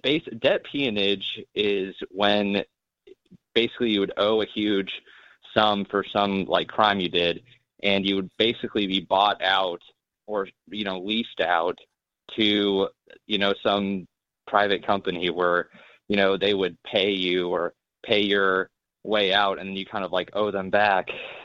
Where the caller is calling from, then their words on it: Nebraska, United States; from Nebraska.